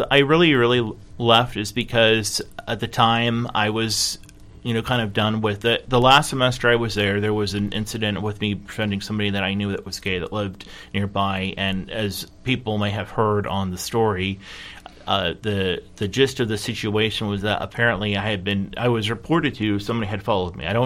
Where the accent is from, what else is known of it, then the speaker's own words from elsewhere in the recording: California, United States; born there; also born or lived in Michigan / South Carolina; I was born in California and I lived in Michigan and South Carolina for most of my life